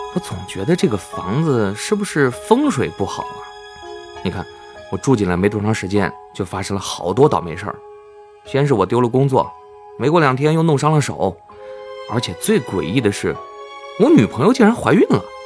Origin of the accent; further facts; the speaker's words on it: Fujian, China; moved away as an adult; also born or lived in Jinjiang; now in Beijing, China; 我家在福建的一个小县城。大学毕业之后，我就去了晋江的一家公司